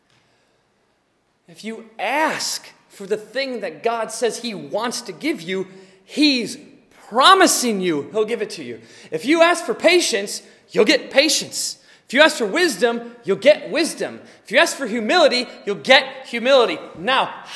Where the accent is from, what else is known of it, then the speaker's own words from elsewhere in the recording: United States; It's who we are as American people